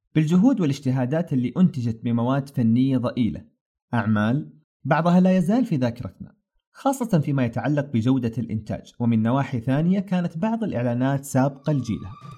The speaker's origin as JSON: {"language": "Arabic", "country": "Saudi Arabia", "said": "صنعتنا كسعوديين"}